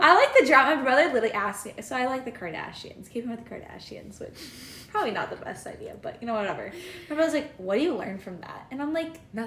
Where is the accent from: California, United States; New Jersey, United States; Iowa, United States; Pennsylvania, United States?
Iowa, United States; Cedar Rapids; I'm from Cedar Rapids, Iowa, which is in eastern Iowa, and I am cent- currently in central Iowa